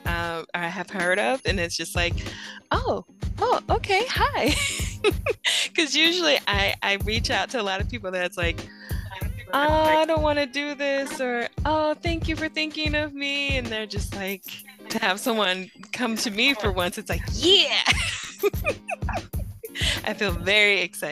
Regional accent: Florida, United States; now in West Virginia, United States; I'm originally from the 239, aka 941

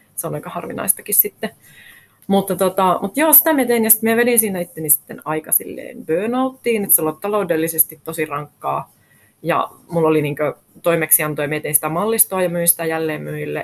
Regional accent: Rovaniemi, Lapland, Finland; also born or lived in London, United Kingdom / Helsinki, Finland; now in Äkäslompolo, Finland; minä olen alun perin Rovaniemeltä kotoisin, eli lappilainen.

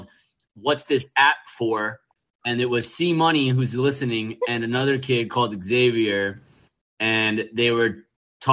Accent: Long Island, New York, United States; I'm from Long Island

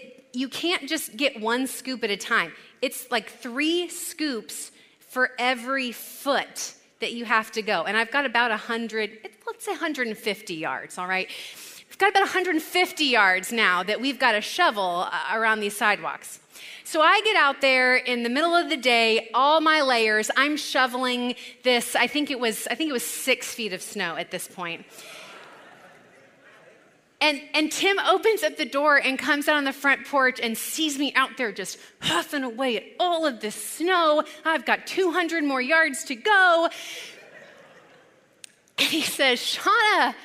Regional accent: California, United States; moved away as an adult; also born or lived in Chicago; We're both from California

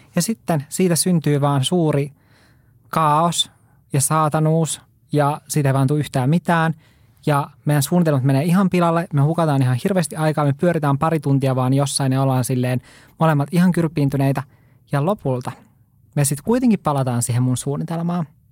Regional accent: Oulu, North Ostrobothnia, Finland; also born or lived in Lapland; mä oon Oulusta kotoisin

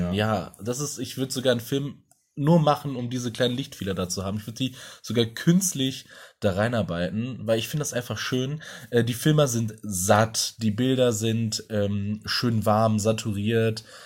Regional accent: Essen, North Rhine-Westphalia, Germany; Essen oder da, wo ich aufgewachsen bin

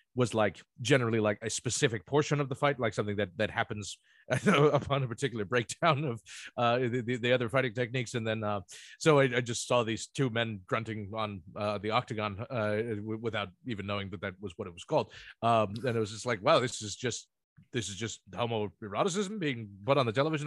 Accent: Ocean Township, New Jersey, United States; moved away; I grew up in Ocean Township, but that is right next to the township over there.

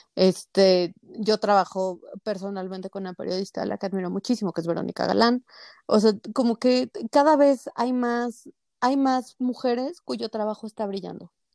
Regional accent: Mexico City, Mexico; yo soy de la Ciudad de México

